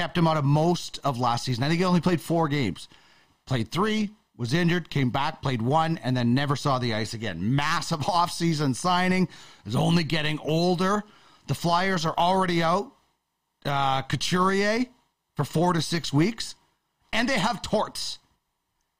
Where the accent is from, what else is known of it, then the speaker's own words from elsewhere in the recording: Manitoba, Canada; I grew up in Manitoba.